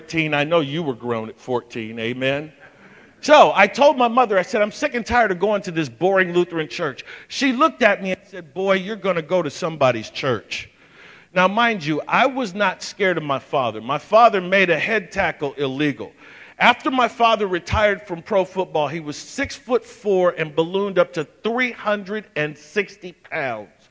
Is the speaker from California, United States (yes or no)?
no; Michigan, United States; Born and raised, did I tell you I was from Michigan?